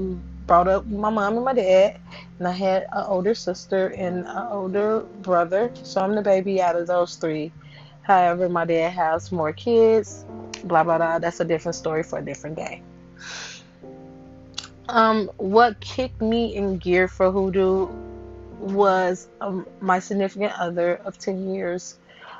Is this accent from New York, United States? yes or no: no; Chicago, Illinois, United States; I am from Chicago, Illinois.